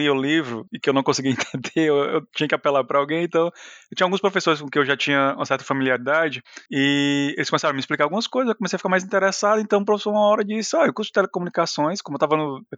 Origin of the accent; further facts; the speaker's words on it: Fortaleza, Ceará, Brazil; moved away as an adult; eu venho de Fortaleza.